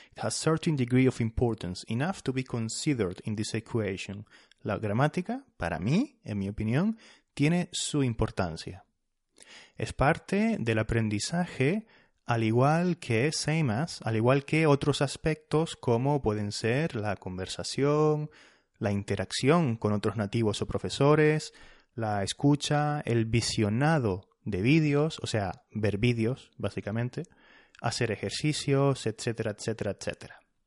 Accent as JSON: {"language": "Spanish", "region": "Canary Islands", "country": "Spain", "said": "soy de las Islas, de las islas Canarias"}